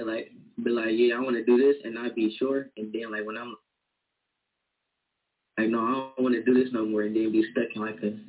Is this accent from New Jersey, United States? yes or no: no; Cleveland, Ohio, United States; I'm from Cleveland.